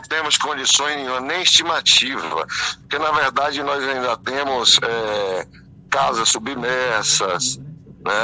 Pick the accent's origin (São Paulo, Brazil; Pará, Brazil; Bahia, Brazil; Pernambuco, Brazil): Bahia, Brazil; nós que somos baianos